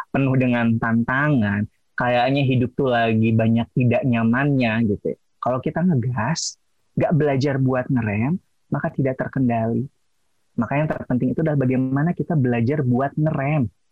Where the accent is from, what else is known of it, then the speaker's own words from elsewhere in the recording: West Java, Indonesia; accent: Sundanese English; saya orang Sunda